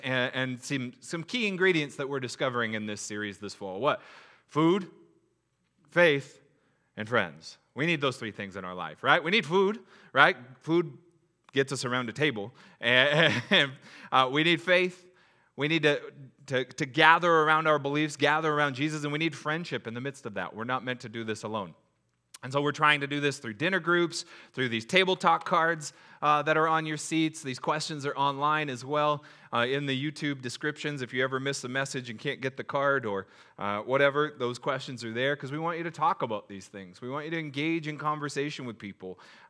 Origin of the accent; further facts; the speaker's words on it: SeaTac, Washington, United States; I grew up in SeaTac. We made it happen.